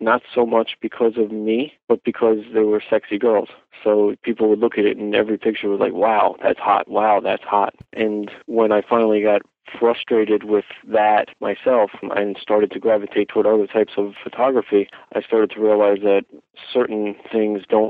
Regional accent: New York, United States; also born or lived in Los Angeles, California; I'm born and raised in New York

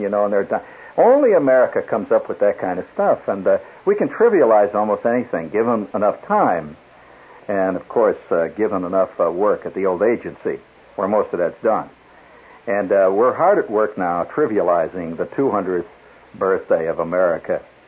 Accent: United States; I'm an American

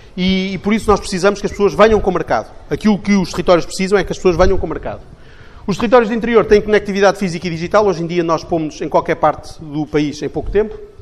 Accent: Portugal; enquanto portugueses

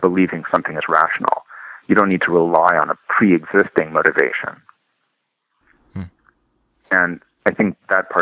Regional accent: Canada; I'm a Canadian

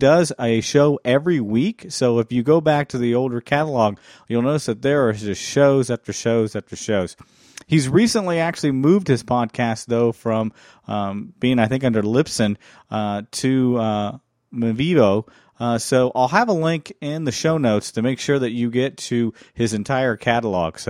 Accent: Midwest, United States; being the Catholic guy that I am from the Midwest

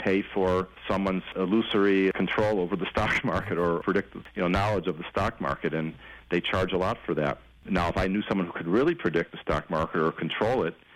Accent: Chicago, Illinois, United States; now in Los Angeles, United States; I'm from Chicago

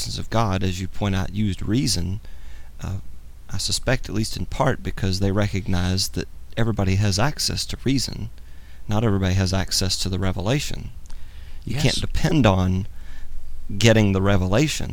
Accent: United States; I happen to have been born in the United States

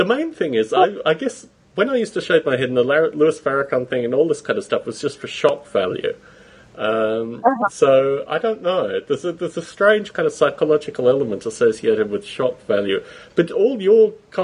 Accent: Australia; moved away as an adult; also born or lived in United Kingdom; now in United States; when I was a kid growing up in Australia

